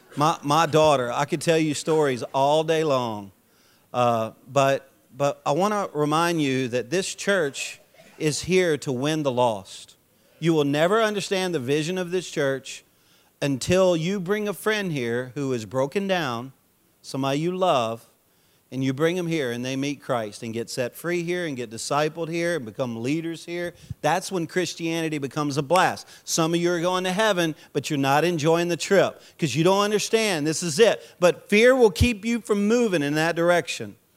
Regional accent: Louisiana, United States; I'm a Cajun from Louisiana

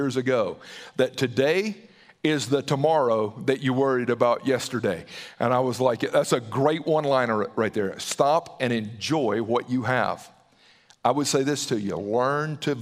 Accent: Southern, United States; accent: Southern; with my Southern accent

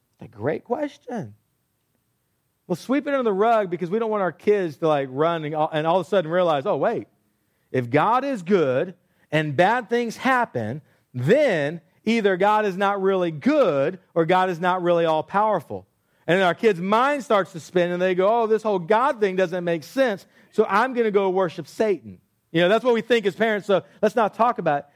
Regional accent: Texas, United States; I grew up in Texas

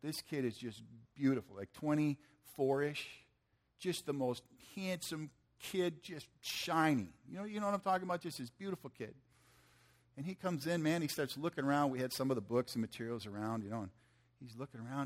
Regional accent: Michigan, United States; I'm from Michigan

